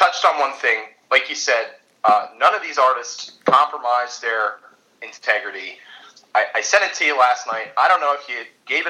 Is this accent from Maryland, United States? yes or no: yes; Baltimore, Maryland, United States; growing up in Baltimore